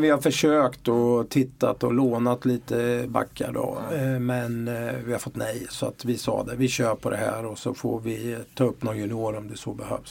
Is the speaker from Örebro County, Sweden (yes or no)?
yes; Örebro, Örebro County, Sweden; accent: Örebro dialect; moved away as an adult; now in Malmö, Sweden; jag tror folk hör att jag är från Örebro. Eh, ändå har jag liksom bott eh, nästan hela mitt vuxna liv i Malmö, men eh, dialekten släpper jag tydligen inte.